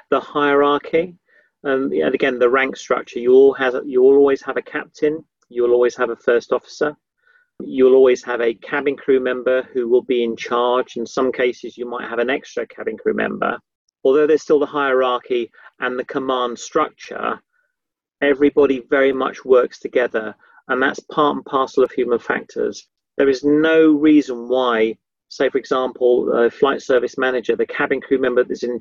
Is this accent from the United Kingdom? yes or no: yes; Yorkshire and the Humber, United Kingdom; also born or lived in Somerset / London; I was I was brought up in Yorkshire, and then we moved sort of down south to Somerset, and then we moved moved to London.